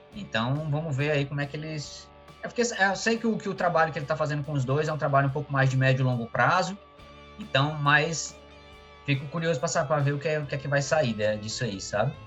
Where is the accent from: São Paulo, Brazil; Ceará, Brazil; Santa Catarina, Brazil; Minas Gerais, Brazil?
Ceará, Brazil; eu sou do Ceará mesmo